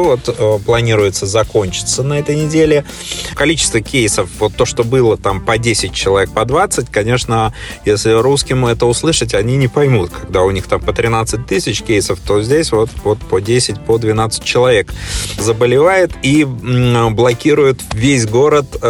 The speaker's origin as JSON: {"language": "Russian", "region": "Saint Petersburg", "country": "Russia", "tie": "born or raised there", "moved": "yes", "lives_now": "Australia", "said": "я, собственно, родом из Санкт-Петербурга"}